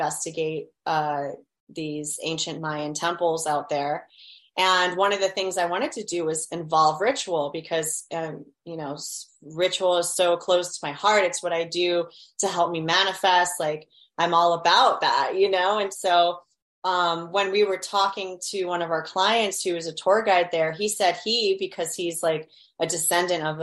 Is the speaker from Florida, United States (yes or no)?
yes; Miami, Florida, United States; I grew up in Miami. We've got a lot of Latin American cultures out here